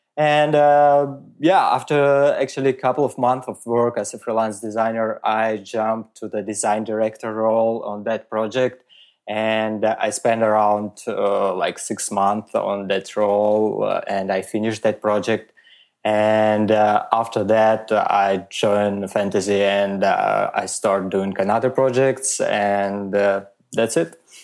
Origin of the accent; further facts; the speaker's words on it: Moscow, Russia; English is a second language; moved away as an adult; also born or lived in Riga, Latvia / Germany; now in Switzerland; grew up in Moscow, and I my all my life I work uh, in uh, uh Russia